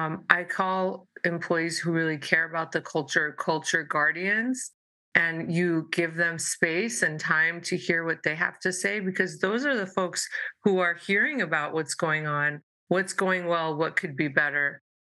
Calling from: San Diego, California, United States; And I am Zooming from San Diego, California.

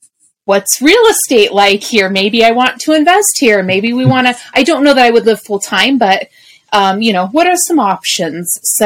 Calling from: Columbia, South Carolina, United States; As of this recording, I am still in South Carolina, in the Columbia, South Carolina area.

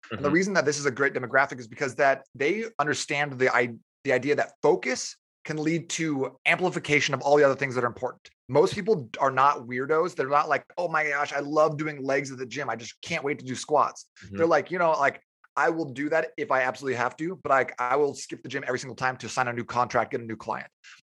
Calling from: Tempe, Arizona, United States; I'm calling you from Tempe, Arizona.

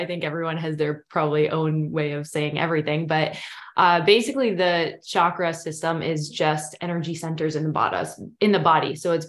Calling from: Portland, Maine, United States; So I'm tuning in from Portland, Maine, from East Coast, pretty much have always lived on the East Coast.

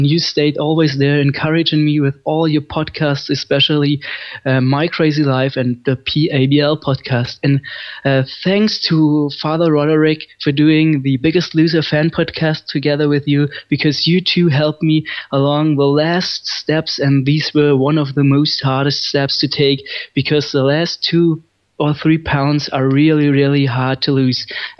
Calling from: Germany; from Germany again calling

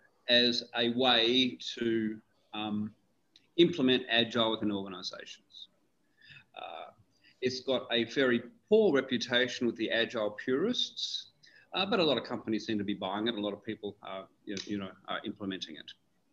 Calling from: Dubai, United Arab Emirates; I'm calling from beautiful Dubai.

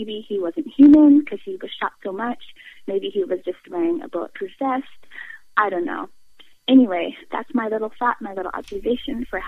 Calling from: California, United States; I'm calling from California

